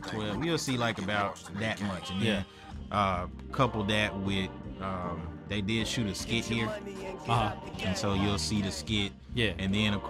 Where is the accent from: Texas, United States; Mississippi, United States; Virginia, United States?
Mississippi, United States; Greenville; my hometown, man, Greenville